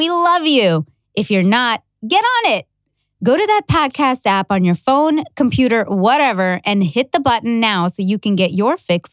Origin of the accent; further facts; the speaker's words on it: Toronto, Ontario, Canada; I'm from Canada, and in Toronto, we have a big Indo-Caribbean community. So I've grown up with, a lot of friends